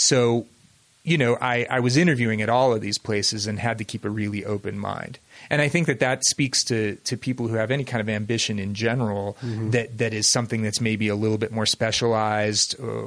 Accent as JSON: {"language": "English", "town": "Cincinnati", "region": "Ohio", "country": "United States", "tie": "born or raised there", "also_born_or_lived": "Indiana", "moved": "as an adult", "lives_now": "Utah, United States", "said": "I was born and raised in Cincinnati"}